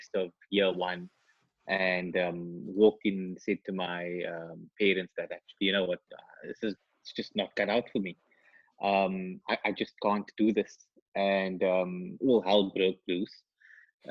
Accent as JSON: {"language": "English", "town": "Cape Town", "region": "Western Cape", "country": "South Africa", "tie": "born or raised there", "said": "So, born and bred Cape Townian. Grew up in the suburbs of Wynberg."}